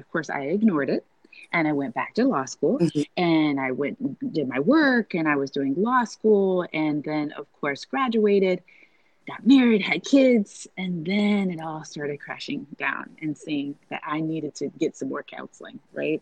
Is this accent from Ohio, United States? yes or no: yes; Fostoria, Ohio, United States; I was raised in Fostoria, Ohio.